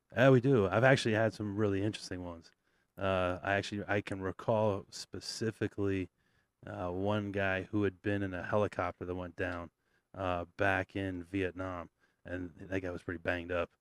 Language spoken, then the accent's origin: English; Vermont, United States; I grew up on the East Coast in Vermont